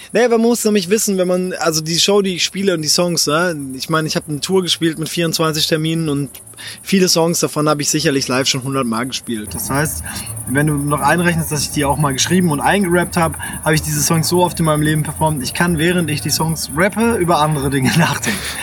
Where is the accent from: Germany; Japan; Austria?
Japan; moved away; ich bin in Japan aufgewachsen